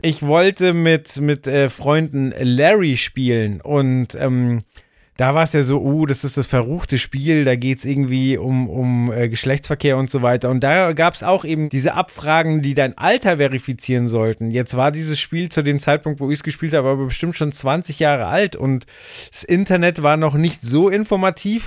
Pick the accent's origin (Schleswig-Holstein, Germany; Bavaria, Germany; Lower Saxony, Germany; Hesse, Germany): Bavaria, Germany; Ich bin in Bayern aufgewachsen